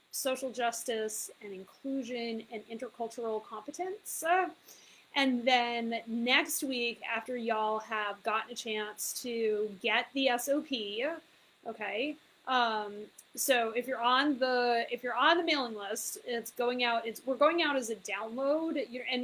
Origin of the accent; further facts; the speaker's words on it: Fairfield County, Connecticut, United States; also born or lived in Mexico; I was raised in Fairfield County, Connecticut